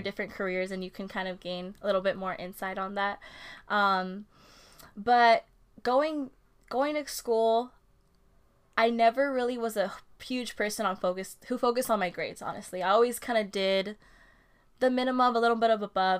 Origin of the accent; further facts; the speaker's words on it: Oxnard, California, United States; also born or lived in Oahu, Hawaii; I am an Oxnard native